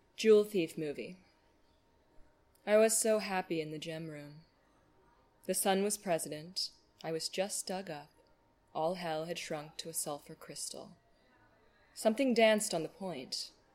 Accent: United States; I grew up in Hamilton County

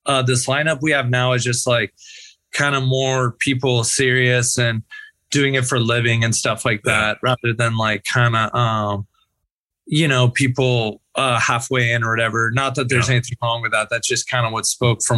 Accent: Bay Area, California, United States; growing up in the Bay Area

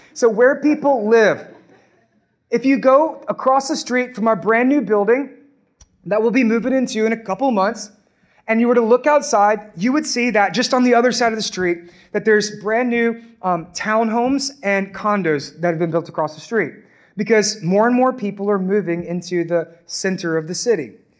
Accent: Orange, Texas, United States; moved away as an adult; now in Beaumont, United States; I'm actually from Orange. Okay, I live in Beaumont now, but I grew up and I'm from Orange.

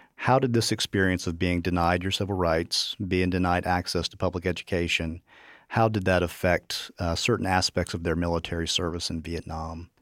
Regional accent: Virginia, United States; I grew up in Virginia

